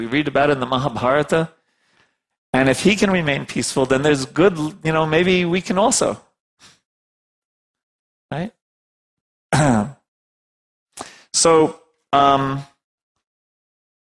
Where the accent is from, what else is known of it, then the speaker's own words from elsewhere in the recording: New York, United States; I'm from New York